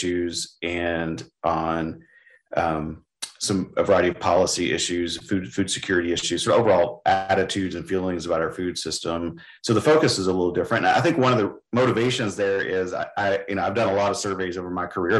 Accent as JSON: {"language": "English", "region": "West Texas", "country": "United States", "tie": "born or raised there", "also_born_or_lived": "Kansas / Mississippi / Oklahoma", "moved": "as an adult", "lives_now": "Indiana, United States", "said": "I grew up in West Texas, hoeing weeds in cotton fields"}